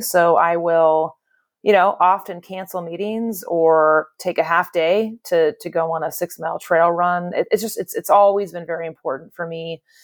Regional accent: Bay Area, California, United States; I'm one of the, I guess I'm told, rare, born and raised in the Bay Area natives.

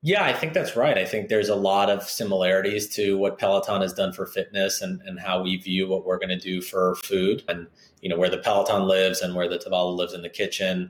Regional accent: Southern California, United States; moved away as an adult; now in Chicago, United States; I'm originally from Southern California

